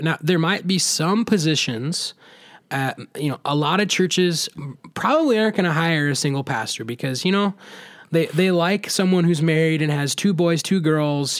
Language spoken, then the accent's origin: English; Southeast Iowa, United States; I grew up in Southeast Iowa